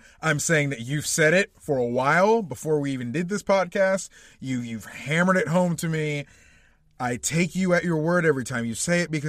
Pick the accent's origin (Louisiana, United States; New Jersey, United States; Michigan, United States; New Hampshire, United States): Louisiana, United States; I'm from Louisiana, bitch, I'm from Louisiana. We call it that boo.